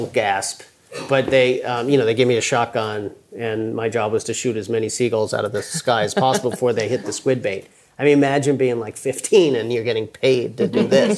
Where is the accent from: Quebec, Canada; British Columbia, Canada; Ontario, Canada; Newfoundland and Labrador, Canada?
Newfoundland and Labrador, Canada; Maddox Cove; I grew up in Newfoundland, Canada